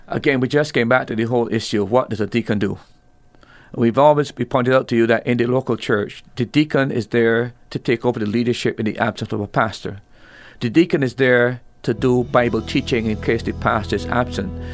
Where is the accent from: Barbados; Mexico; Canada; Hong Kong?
Barbados; I'm from Barbados